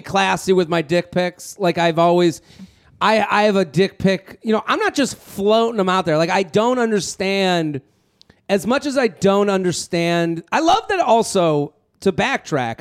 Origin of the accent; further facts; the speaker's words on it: Needham, Massachusetts, United States; I grew up in Needham outside of Boston